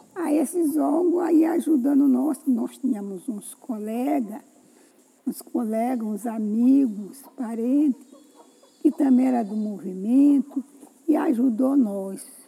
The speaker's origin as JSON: {"language": "Portuguese", "area": "Quilombo do Frechal, Baixada Maranhense", "region": "Maranhão", "country": "Brazil", "tie": "born or raised there", "said": "eu sou filha daqui do Quilombo"}